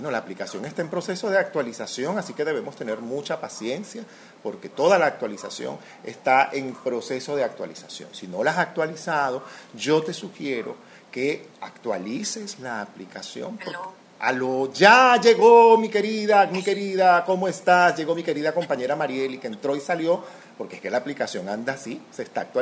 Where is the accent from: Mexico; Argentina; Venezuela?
Venezuela; Yo soy venezolana para comenzar.